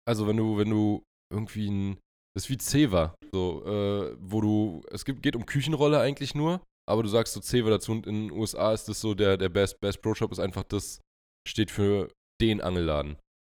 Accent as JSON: {"language": "German", "country": "Germany", "said": "bei uns in Deutschland"}